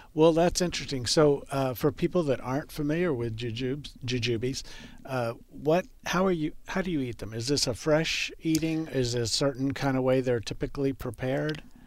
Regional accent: Texas, United States; I grew up gardening in Texas

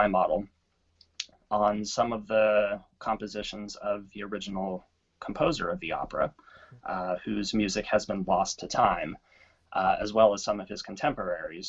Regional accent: Corpus Christi, Texas, United States; I grew up in Corpus Christi, Texas.

